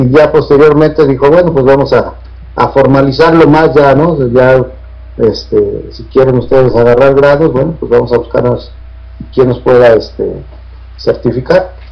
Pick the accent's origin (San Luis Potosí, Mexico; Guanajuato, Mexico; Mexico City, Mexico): Mexico City, Mexico; now in Tijuana, Mexico; radico en Tijuana, soy de la Ciudad de México y radico aquí en Tijuana, yo soy más tijuanense que, que capitalino, ¿verdad?